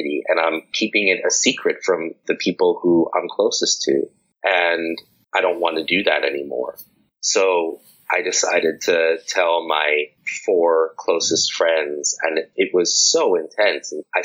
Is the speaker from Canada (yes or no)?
no; New York City, New York, United States; moved away; I'm from New York City